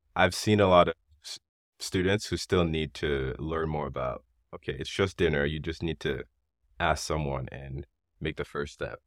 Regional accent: Haiti; now in United States; growing up in Haiti

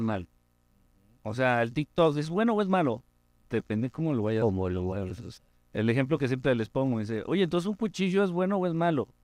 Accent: Mexico City, Mexico; crecí y he vivido mucha parte de mi vida en Ciudad de México

